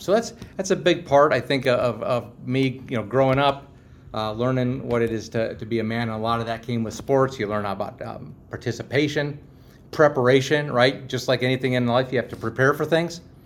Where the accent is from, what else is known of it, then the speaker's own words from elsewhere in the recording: Pittsburgh, Pennsylvania, United States; also born or lived in Cincinnati; I'm from Pittsburgh